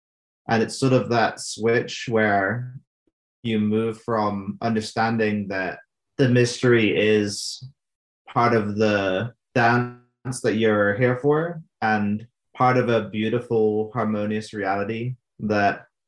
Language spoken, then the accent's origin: English; United Kingdom; now in Albuquerque, United States; I'm from the UK.